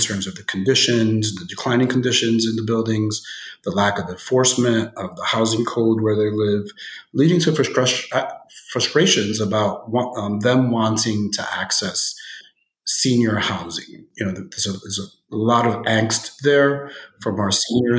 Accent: New York City, New York, United States; I grew up in Bushwick

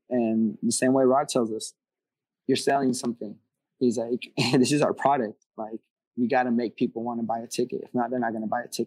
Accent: California, United States; I mean, I come from Cali, bro, and I'll tell you straight up, to get fans in Cali is hard

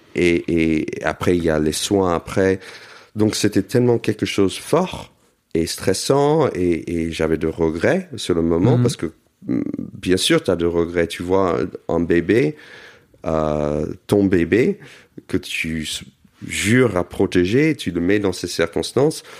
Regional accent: United States; now in Paris, France; j'ai grandi aux États-Unis dans une communauté juive

